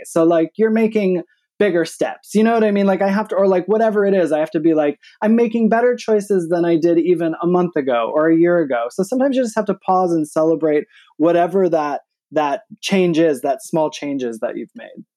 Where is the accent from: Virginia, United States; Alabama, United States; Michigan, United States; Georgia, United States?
Michigan, United States; also born or lived in New York City, United States; now in Atlanta, United States; I'm from Michigan, but I was actually, I mean, New York's really home. I was in New York City for the last twenty years